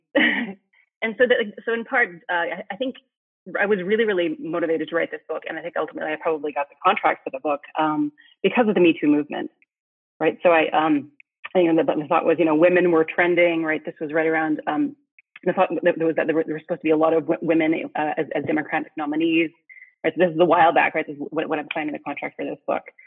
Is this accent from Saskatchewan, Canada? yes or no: yes; Saskatchewan, Canada; I'm a I'm a Canadian. I grew up in Saskatchewan, which is I, I like to say north in the middle of nowhere.